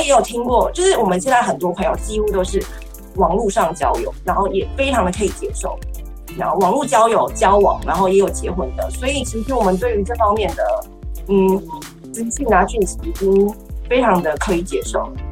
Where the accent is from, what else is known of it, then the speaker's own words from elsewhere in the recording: Taiwan; 我是来自台湾，我们也是老师